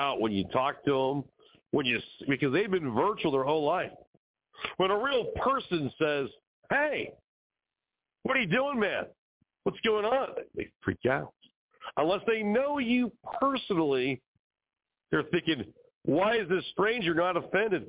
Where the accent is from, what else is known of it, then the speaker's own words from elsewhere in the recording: California, United States; now in Arizona, United States; My childhood growing up in California, well, today California and Arizona where I now live